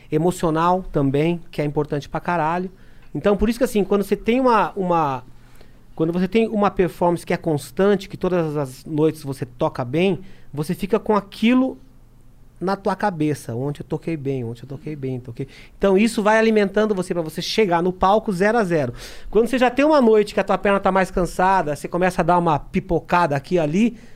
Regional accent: South Africa; born there; Cara, eu sou da África do Sul. Nasci na África do Sul.

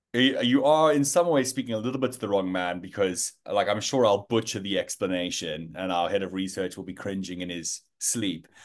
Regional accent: Johannesburg, Gauteng, South Africa; moved away as an adult; now in London, United Kingdom; I am, uh, South African born and bred, uh, Joburg boy

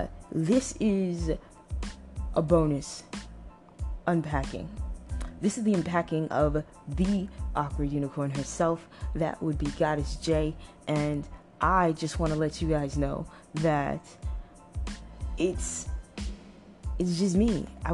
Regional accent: Toronto, Ontario, Canada; also born or lived in Trinidad and Tobago; now in United States; I am from Toronto, Canada. I used to live in a very beautiful island, the island, twin islands of my parents' heritage, Trinidad and Tobago. And currently, I live in the northern part of California.

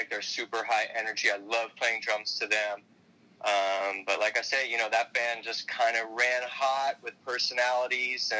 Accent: Miami, Florida, United States; I'm a local boy, born and raised in Miami. I was born at Mount Sinai Hospital, Miami Beach

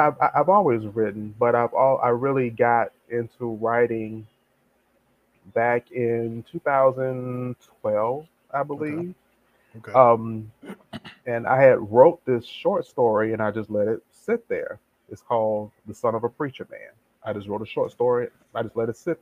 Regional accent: Tampa, Florida, United States; born and raised here in Tampa, Florida

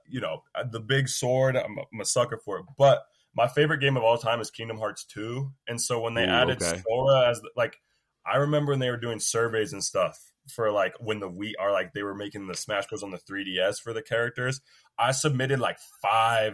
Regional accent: Battle Ground, Washington, United States; also born or lived in Vancouver, Washington; I'm from Battleground

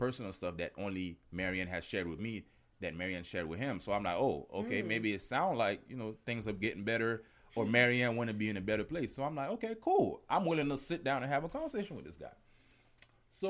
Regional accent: Miami, Florida, United States; I'm from Miami.

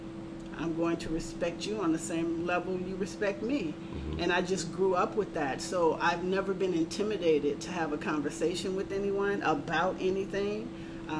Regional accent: Richmond, California, United States; Grew up in the San Francisco Bay Area, Richmond, California

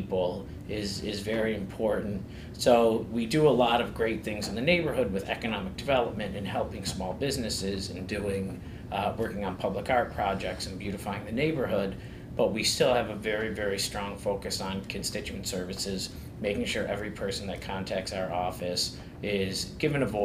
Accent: Buffalo, New York, United States; growing up in North Buffalo, there's always a sense of pride

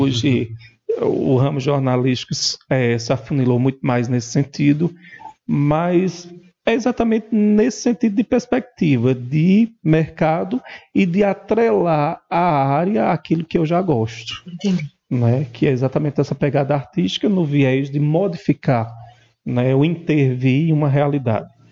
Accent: Montadas, Paraíba, Brazil; also born or lived in Esperança, Paraíba; terra natal montadas

